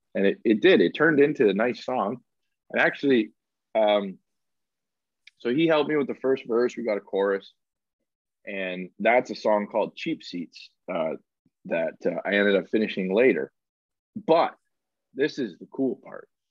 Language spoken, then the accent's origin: English; Alberta, Canada; I grew up in Alberta